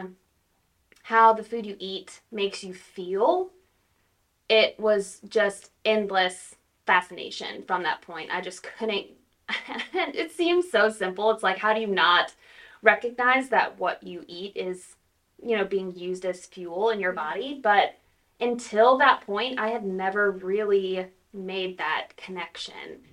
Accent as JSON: {"language": "English", "region": "Louisiana", "country": "United States", "also_born_or_lived": "Texas", "moved": "as an adult", "lives_now": "Tahlequah, United States", "said": "So I am from Louisiana originally"}